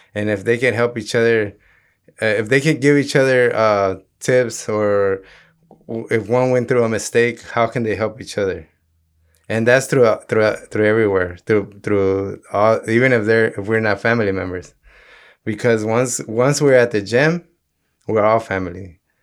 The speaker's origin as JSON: {"language": "English", "town": "Los Angeles", "region": "California", "country": "United States", "tie": "born or raised there", "said": "growing up in South Central"}